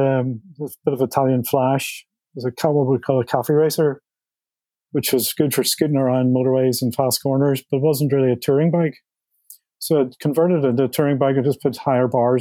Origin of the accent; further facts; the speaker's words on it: Belfast, Northern Ireland, United Kingdom; I grew up in Belfast, Northern Ireland, during the 70s